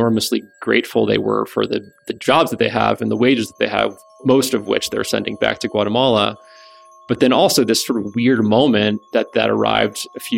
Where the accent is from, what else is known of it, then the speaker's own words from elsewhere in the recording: South Florida, United States; I grew up in South Florida, spent a lot of time very close to these communities